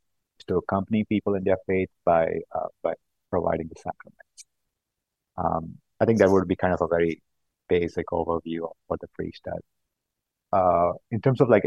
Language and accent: English; South India, India; moved away as an adult; also born or lived in California, United States; now in Boston, United States; I grew up in South India, and I moved to the U.S. about 14 years back for graduate school in mechanical engineering